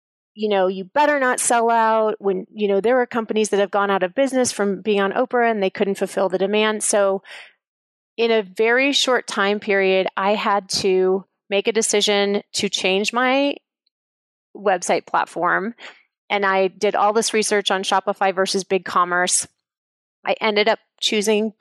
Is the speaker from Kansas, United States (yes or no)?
yes; Kansas, United States; I'm from Kansas